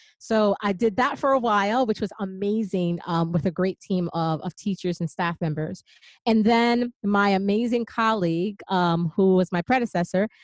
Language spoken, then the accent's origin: English; Passaic, New Jersey, United States; I grew up in Passaic, New Jersey